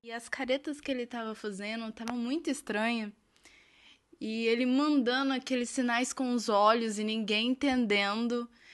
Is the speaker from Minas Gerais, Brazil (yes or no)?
yes; Minas Gerais, Brazil; eu sou de Minas Gerais